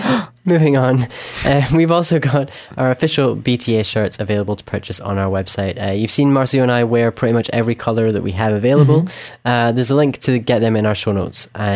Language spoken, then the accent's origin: English; Scotland, United Kingdom; from Scotland